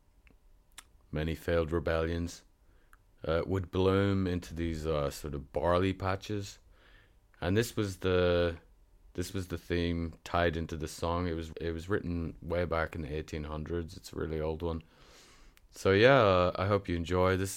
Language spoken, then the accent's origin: English; Northern Ireland, United Kingdom; if you're wondering about my funny accent, it's because I'm from Northern Ireland.